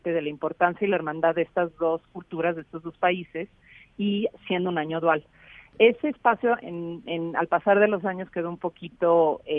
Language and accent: Spanish; Mexico City, Mexico; yo nací en la Ciudad de México, crecí en la Ciudad de México